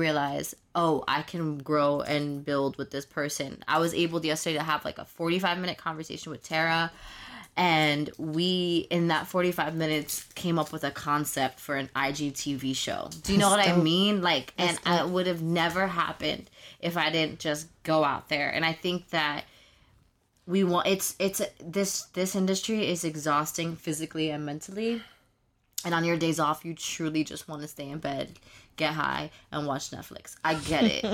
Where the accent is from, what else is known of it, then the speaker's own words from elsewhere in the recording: New York, United States; I'm from New York